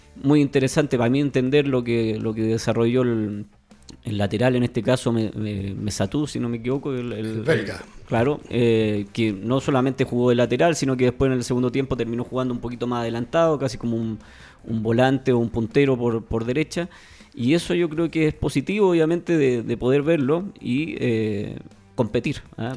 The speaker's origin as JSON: {"language": "Spanish", "country": "Chile", "said": "A nosotros como, país o como fútbol chileno"}